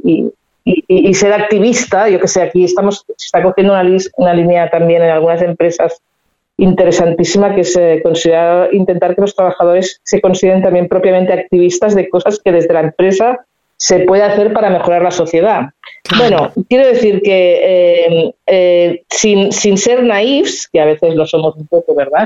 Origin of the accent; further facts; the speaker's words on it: Spain; los que somos de España